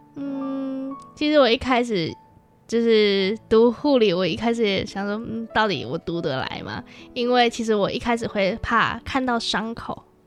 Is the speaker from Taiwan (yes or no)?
yes; Hualien, Hualien County, Taiwan; 从小在花莲长大